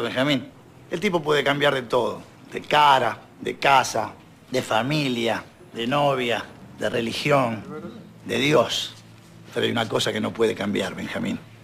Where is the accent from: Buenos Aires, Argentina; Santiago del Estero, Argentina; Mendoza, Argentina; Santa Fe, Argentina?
Buenos Aires, Argentina; also born or lived in Salta; nací en Buenos Aires en eh, marzo del 79